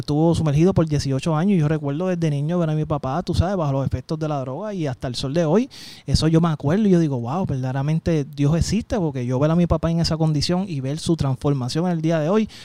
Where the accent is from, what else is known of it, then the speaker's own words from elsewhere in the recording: San Juan, Puerto Rico; Nacido y criado en Llorén Torre